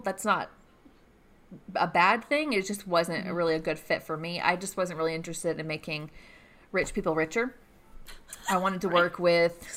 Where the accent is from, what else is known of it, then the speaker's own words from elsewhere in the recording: Gainesville, Georgia, United States; also born or lived in Atlanta, Georgia; now in Athens, United States; I grew up in Gainesville, Georgia, so not too far away.